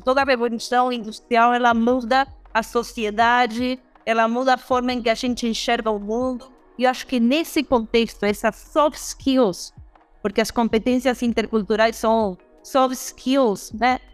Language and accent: Portuguese; Uruguay; now in Brazil; eu uruguaia